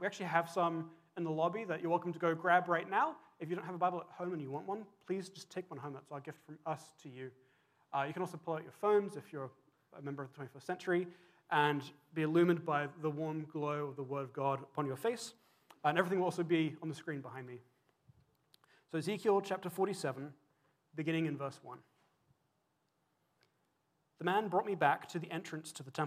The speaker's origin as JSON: {"language": "English", "region": "England", "country": "United Kingdom", "tie": "born or raised there", "moved": "yes", "lives_now": "Vancouver, Canada", "said": "When I was growing up in England"}